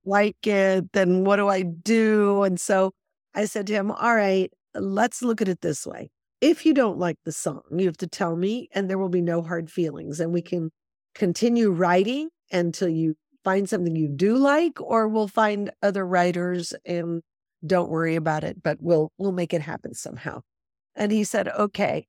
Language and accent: English; Los Angeles, California, United States; I grew up in Hollywood